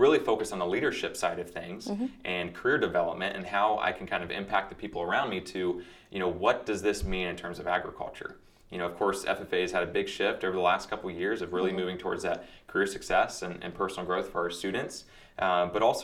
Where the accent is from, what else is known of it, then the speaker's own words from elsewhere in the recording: Springfield, Ohio, United States; I grew up in Springfield, Ohio, just outside of Columbus